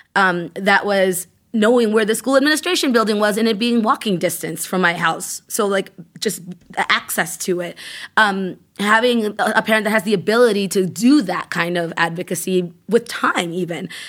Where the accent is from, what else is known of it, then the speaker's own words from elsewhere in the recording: Worcester, Massachusetts, United States; also born or lived in Ecuador; I grew up in Maine South